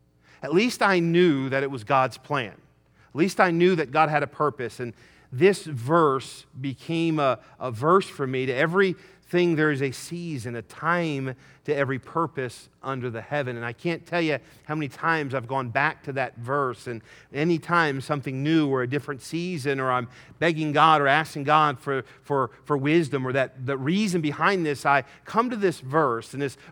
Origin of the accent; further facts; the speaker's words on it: Wyoming, United States; also born or lived in Michigan; I was born in Michigan, we moved to Wyoming